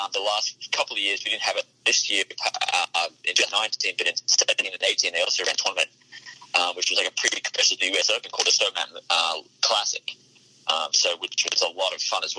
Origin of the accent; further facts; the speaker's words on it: Brisbane, Queensland, Australia; moved away as an adult; now in Vermont, United States; I grew up more like near the coast, so I never really saw snow until I moved here